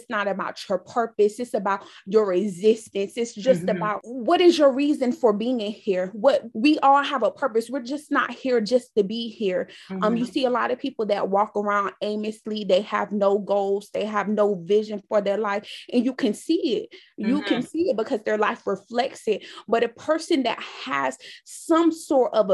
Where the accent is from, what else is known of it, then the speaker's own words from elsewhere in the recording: New York City, New York, United States; now in Raleigh, United States; I am originally from Brooklyn, New York, currently reside in Raleigh, North Carolina